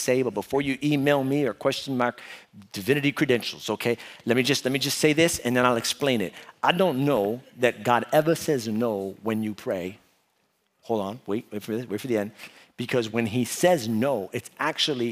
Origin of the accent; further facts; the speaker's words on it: New York City, New York, United States; moved away; I was from New York, born and raised in Brooklyn